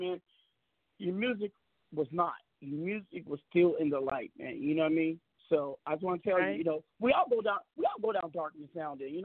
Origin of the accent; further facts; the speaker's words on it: Seattle, Washington, United States; my hometown, Seattle, Washington